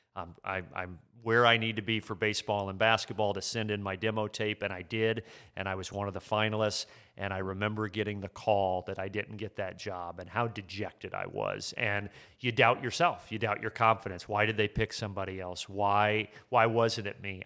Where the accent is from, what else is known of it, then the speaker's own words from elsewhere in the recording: Midwest, United States; I grew up in the Midwest